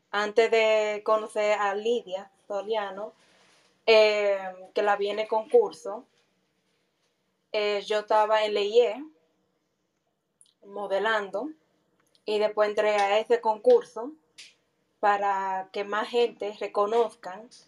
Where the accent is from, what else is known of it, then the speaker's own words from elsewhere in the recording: United States; Pero como yo vine de Estados Unidos, eh, me comenzaron a ver y a hablar conmigo y eso, y así comenzaron a progresar.